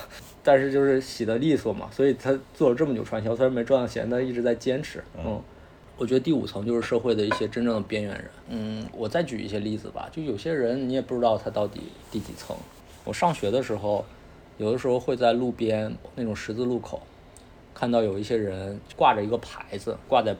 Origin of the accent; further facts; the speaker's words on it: Northeast China, China; 所以我是在这样的环境长大的啊，东北的这种，我觉得应该是我上一代的人，通过互联网。就是让大家看到了东北人的一些部分人的生活状态